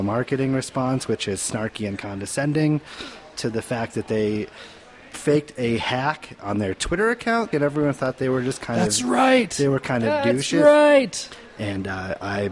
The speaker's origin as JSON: {"language": "English", "town": "Denver", "region": "Colorado", "country": "United States", "tie": "born or raised there", "said": "was born and raised in Denver"}